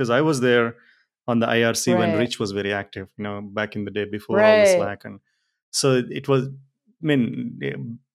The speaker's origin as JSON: {"language": "English", "country": "India", "said": "Being Indian"}